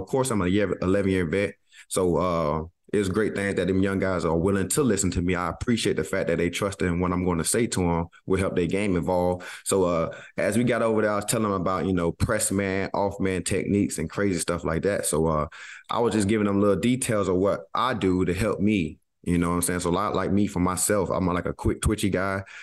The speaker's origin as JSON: {"language": "English", "region": "Georgia", "country": "United States", "said": "me and Kenny Moore, we know we're guys from Georgia"}